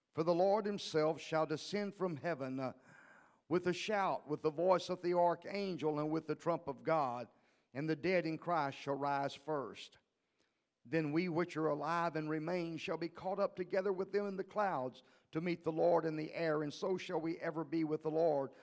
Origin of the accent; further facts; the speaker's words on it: League City, Texas, United States; also born or lived in Livingston, Texas; I was raised in League City, Texas.